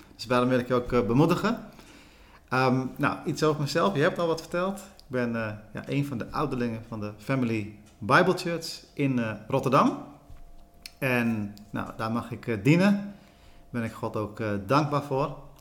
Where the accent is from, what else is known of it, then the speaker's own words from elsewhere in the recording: Sri Lanka; now in Netherlands; ik ben in Sri Lanka geboren